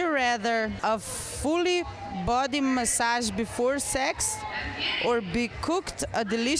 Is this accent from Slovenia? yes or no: yes; Slovenia; We're from Slovenia.